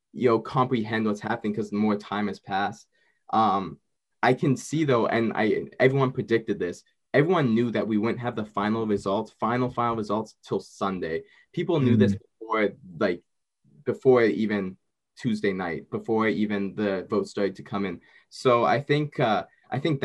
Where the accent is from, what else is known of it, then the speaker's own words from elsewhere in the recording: Canada; I'm Canadian